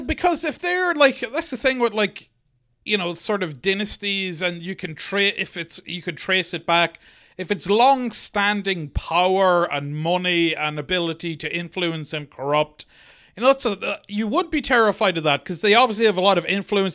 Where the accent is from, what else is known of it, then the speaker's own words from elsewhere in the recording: Monaghan, Ulster, Ireland; I grew up in Monaghan